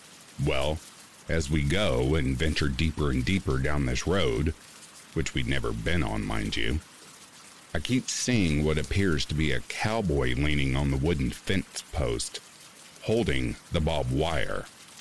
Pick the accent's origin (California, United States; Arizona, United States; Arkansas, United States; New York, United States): California, United States; Orange County; I grew up in Orange County, California.